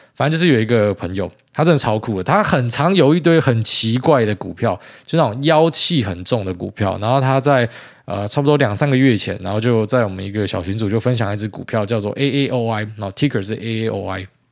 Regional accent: Taiwan; 我们台湾人

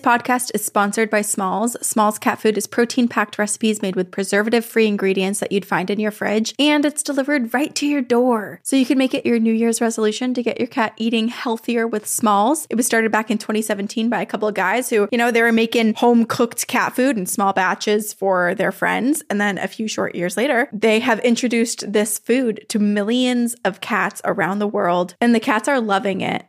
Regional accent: New England, United States; growing up in New England, the mountain range is here.

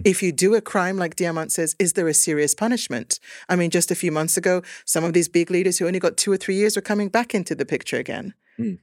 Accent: Vantaa, Uusimaa, Finland; also born or lived in Kangasala / Sweden; now in Stockholm, Sweden; i was brought up in Vanta

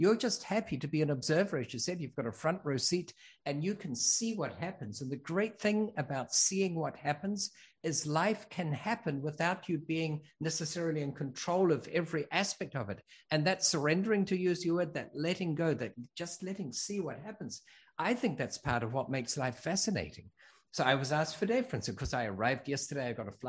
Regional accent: New Zealand; born there; I was born in New Zealand. We're from all over. I went to school in six countries.

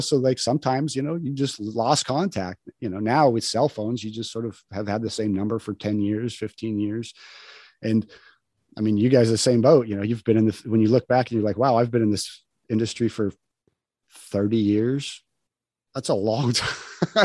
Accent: New Mexico, United States; moved away; also born or lived in Wyoming / Los Angeles; I grew up in the country in New Me

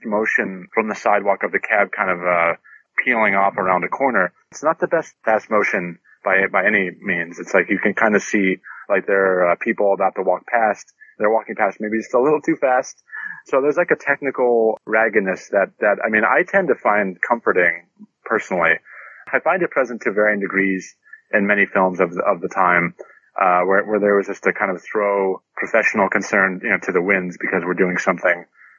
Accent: New York, United States; As a New Yorker, I must, but you know.

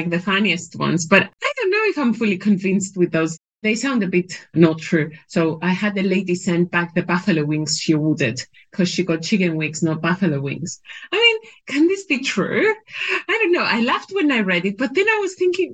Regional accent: Cyprus; I grew up in Cyprus, which was a former British colony as well

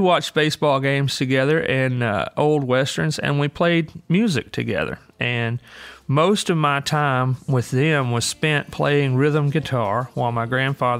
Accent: Green Hill, Alabama, United States; I grew up in Green Hill, Alabama, which is northwestern Alabama

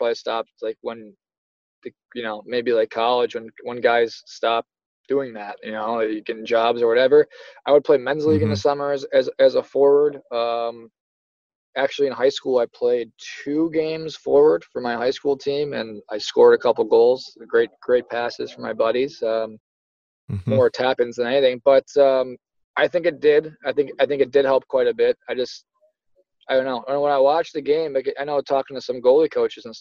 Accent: Buffalo, New York, United States; growing up in Buffalo, New York

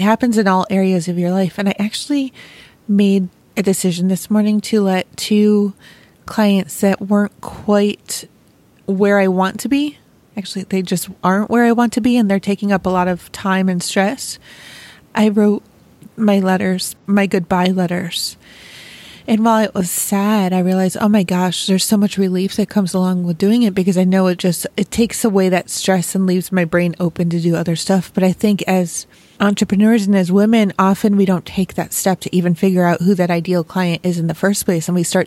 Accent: Rochester, New York, United States; I'm from Rochester, New York, so it's right near the Finger Lakes.

